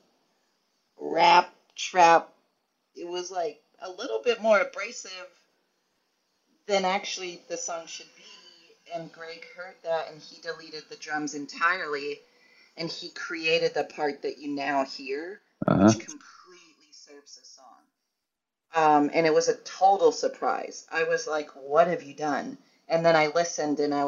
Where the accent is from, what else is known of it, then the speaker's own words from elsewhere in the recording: Tennessee, United States; moved away as an adult; now in Minneapolis, United States; I grew up in Tennessee, and now I've lived here for 15 years.